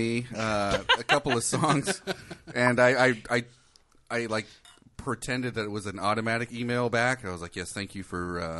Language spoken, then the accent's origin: English; Southern California, United States; moved away as an adult; also born or lived in Seattle; I'm here. I'm from Southern California.